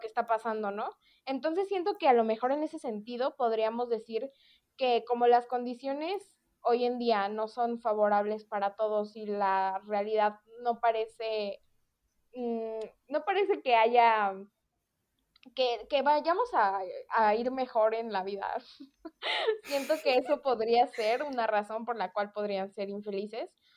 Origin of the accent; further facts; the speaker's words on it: Mexico; nuestra cultura como mexicanos